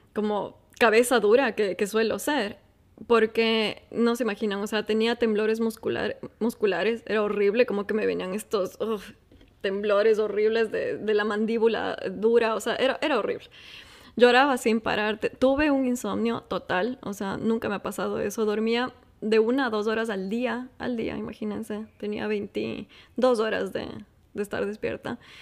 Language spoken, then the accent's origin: Spanish; Ecuador; moved away as an adult; now in Qatar; soy ecuatoriana